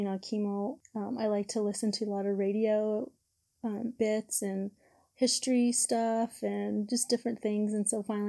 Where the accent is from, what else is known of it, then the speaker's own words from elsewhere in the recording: Albuquerque, New Mexico, United States; I am from Albuquerque, New Mexico, also known as Burque, the Duke City.